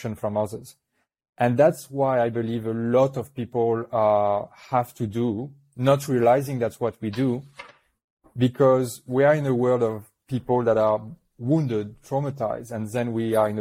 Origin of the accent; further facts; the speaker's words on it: New Caledonia; accent: French; English is a second language; I was born in New Caledonia, which is a little French island in the Pacific